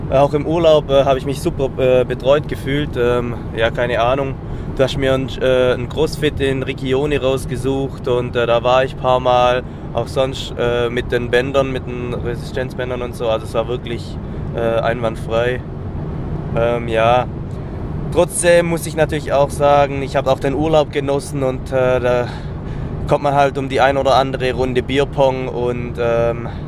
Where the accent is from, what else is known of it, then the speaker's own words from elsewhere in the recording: Southern Germany, Germany; Allgemein habe ich mit Calisthenics noch nicht so viel am Hut gehabt, weil es bei uns in Süddeutschland einfach nicht so bekannt ist.